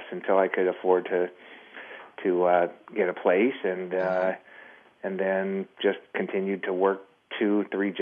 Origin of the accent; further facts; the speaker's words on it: Southern California, United States; moved away as an adult; also born or lived in Miami / Las Vegas; I was raised in Miami. My family moved out here when I was very young. And I was raised in Southern California